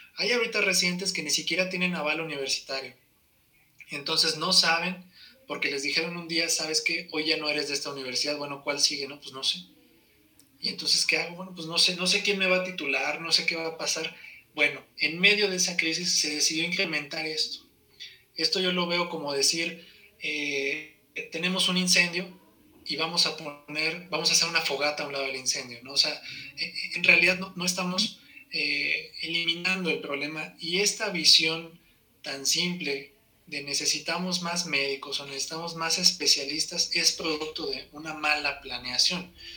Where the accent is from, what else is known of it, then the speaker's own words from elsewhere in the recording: Saltillo, Coahuila, Mexico; moved away as an adult; now in Mexico City, Mexico; yo soy originario de Saltillo, Coahuila